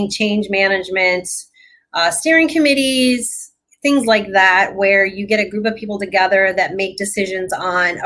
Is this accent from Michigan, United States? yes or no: yes; Michigan, United States; I'm originally from Michigan